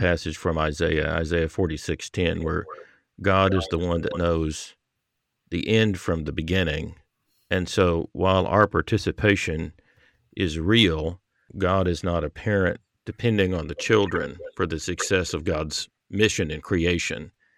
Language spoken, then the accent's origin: English; American South, United States; growing up in the American South